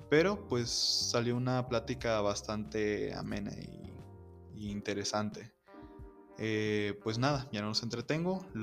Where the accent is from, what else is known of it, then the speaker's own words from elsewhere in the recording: Guadalupe, Mexico; Y yo que soy de, ciudad de Guadalupe